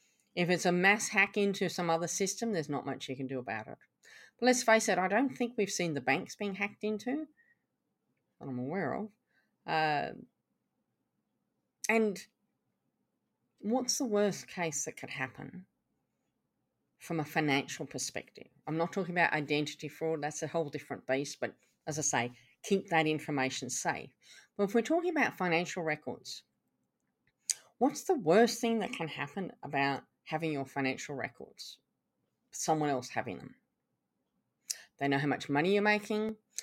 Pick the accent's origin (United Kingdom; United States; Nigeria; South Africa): United Kingdom; England; also born or lived in Canada; now in Australia; I was brought up in England and Canada, and I now live in Australia